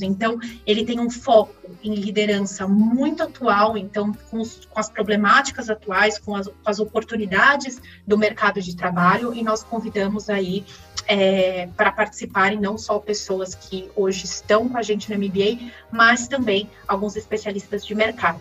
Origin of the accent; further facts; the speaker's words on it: São Paulo, Brazil; De São Paulo mesmo, nasci ah. aqui em São Paulo, na capital, e, e desde então estou aqui, estudei aqui na, em São Paulo também.